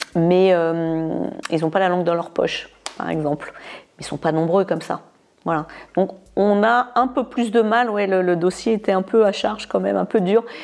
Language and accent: French; France; moved away as an adult; also born or lived in United Kingdom; J'ai quitté la France quand j'avais à peine 18 ans